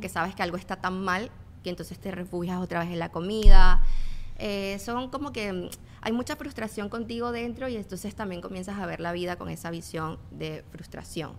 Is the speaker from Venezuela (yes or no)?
yes; Venezuela; moved away; yo vengo de Venezuela